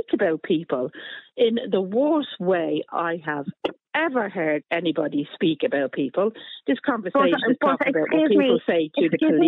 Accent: Dublin, Leinster, Ireland; moved away; I grew up in Finglas. I left Finglas many years ago

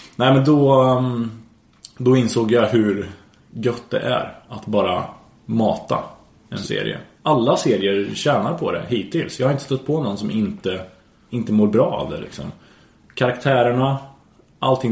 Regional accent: Värmland, Sweden; jag är från Värmland

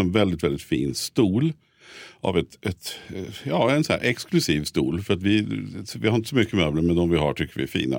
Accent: Stockholm, Stockholm County, Sweden; vi som är stockholmare

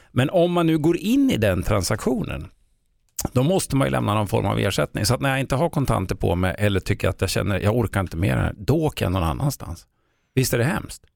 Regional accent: Sweden; jag är född i Sverige

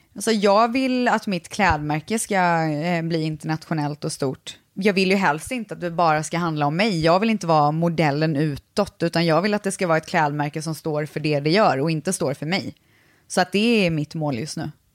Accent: Viskafors, Västra Götaland, Sweden; Jag är från Borås, eller faktiskt Viskafors som ligger utanför Borås

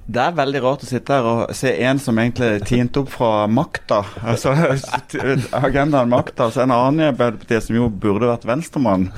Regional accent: Sørlandet, Norway; jeg kommer fra, fra Sørlandet

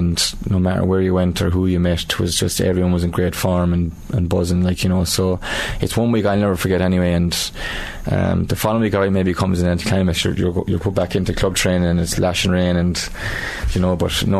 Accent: Thurles, Tipperary, Ireland; and I'm from Turles, so I'm living in town, and, you know, the buzz around the place was just unreal.

